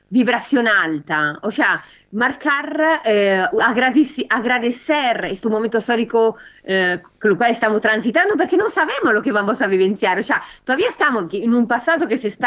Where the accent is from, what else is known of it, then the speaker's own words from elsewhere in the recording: Italy; now in Argentina; Europa, Italia, yo, yo soy italiana y, recibo las informaciones de mis padres